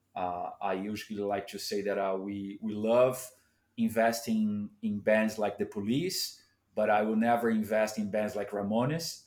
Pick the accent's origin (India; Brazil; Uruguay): Brazil; São Paulo; I grew up in Sao Paulo